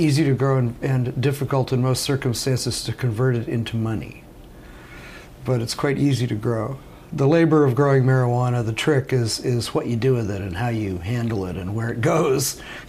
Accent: Del Mar, California, United States; moved away as an adult; also born or lived in Santa Cruz, California / Indiana / Netherlands; I grew up in San Diego, near San Diego, a little town called Del Mar. Grew up right on the beach

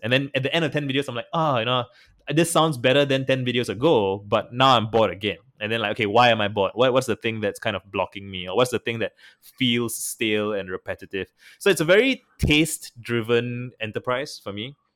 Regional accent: Singapore; I'm from Singapore and I traveled to San Francisco in twenty twenty

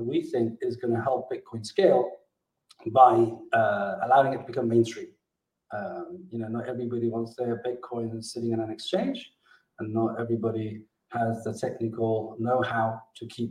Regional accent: Gibraltar; also born or lived in Mexico; I'm originally from Gibraltar, which is where I am today.

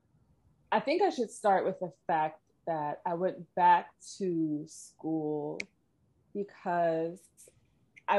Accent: Hampton Roads, Virginia, United States; accent: American; moved away as an adult; also born or lived in New York City; I had spent the majority of the pandemic in my hometown in Hampton Roads, Virginia

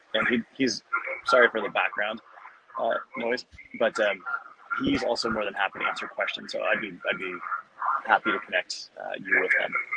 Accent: Arizona, United States; I'm from Arizona, so we don't change our clock

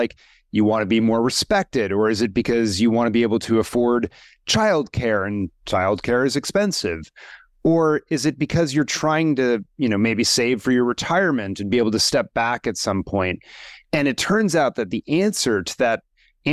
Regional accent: Washington, District of Columbia, United States; I grew up in Washington, D.C.

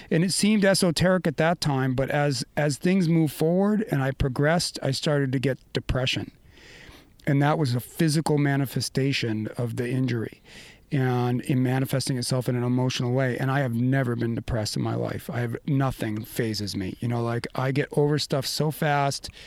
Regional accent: Maine, United States; moved away; we grew up in Maine, and my family deep skiing roots

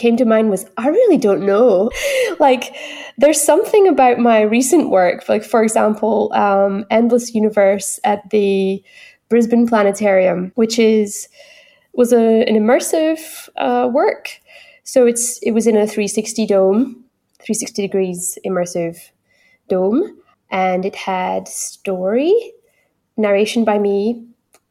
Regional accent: Northeast Scotland, United Kingdom; accent: Doric; first language English; now in Gold Coast Hinterland, Australia; I'm singing in my local dialect from Northeast Scotland, which is Doric

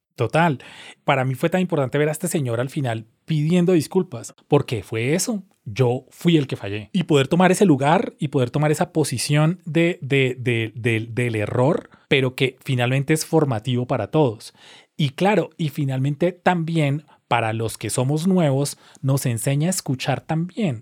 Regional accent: Colombia

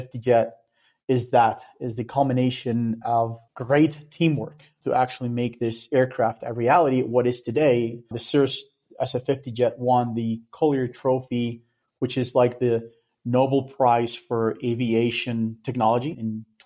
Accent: Colombia; moved away as an adult; also born or lived in Daytona Beach, United States; I'm from Colombia

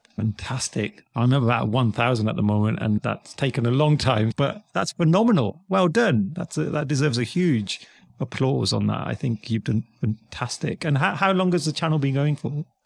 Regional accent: United Kingdom; also born or lived in United States; as a Brit, someone in the U K

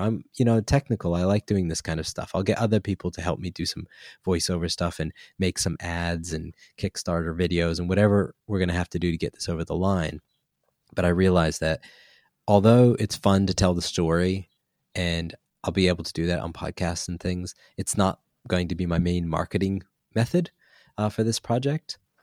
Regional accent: United States; now in New Zealand; I'm American

